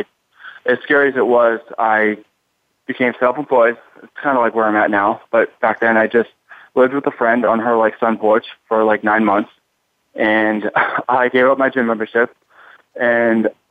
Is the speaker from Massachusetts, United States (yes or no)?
yes; Boston, Massachusetts, United States; moved away; also born or lived in Miami; I'm in Miami now, but I'm from Boston